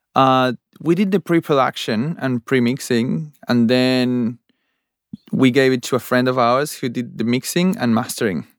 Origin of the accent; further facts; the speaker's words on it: Buenos Aires, Argentina; moved away as an adult; now in Australia; I'm from Argentina, Buenos Aires, Argentina, and I came to Australia four years ago